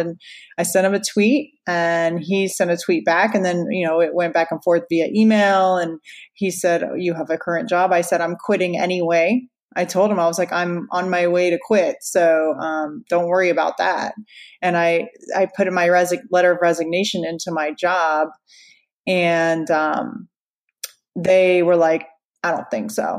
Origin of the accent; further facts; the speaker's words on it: Orlando, Florida, United States; also born or lived in Louisiana; I was born in Orlando